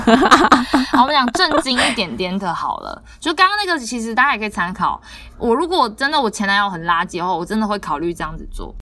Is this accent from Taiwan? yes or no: yes; southern Taiwan, Taiwan; 就跟我们南部人都喜欢讲说，你们北部人就是怎样啦